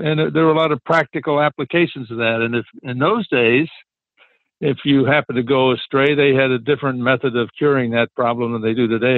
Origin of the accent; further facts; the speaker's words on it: Chicago, Illinois, United States; growing up in Chicago back in, in that day